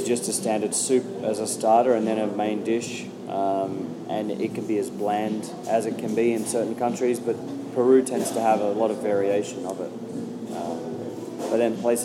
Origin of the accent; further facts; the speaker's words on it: Australia; I'm an Australian comedian